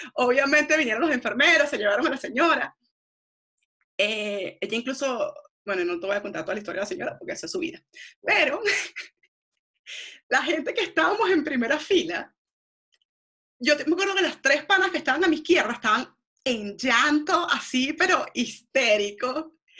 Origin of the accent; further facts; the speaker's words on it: Venezuela; moved away as an adult; also born or lived in Argentina; yo soy venezolana